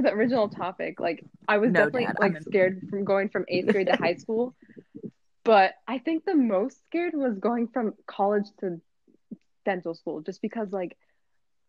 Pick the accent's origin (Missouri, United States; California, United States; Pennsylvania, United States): Pennsylvania, United States; Philadelphia; I was born in Philadelphia